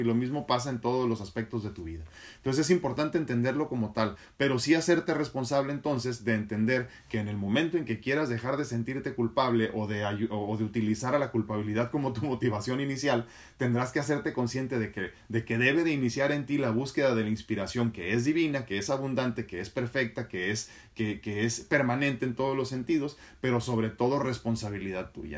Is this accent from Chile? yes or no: no; Mexico; como mexicano